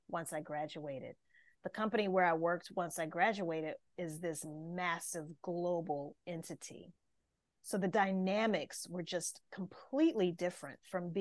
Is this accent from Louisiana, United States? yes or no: yes; Louisiana, United States; I'm from the States, so I grew up in the state of Louisiana